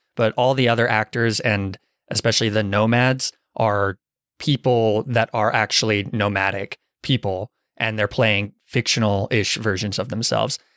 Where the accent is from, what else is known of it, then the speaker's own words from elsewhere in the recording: Arizona, United States; moved away; I'm from Arizona